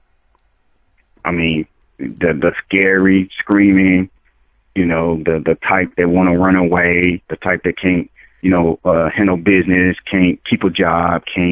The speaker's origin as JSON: {"language": "English", "region": "the South", "country": "United States", "also_born_or_lived": "Dallas", "said": "I'm originally from the South"}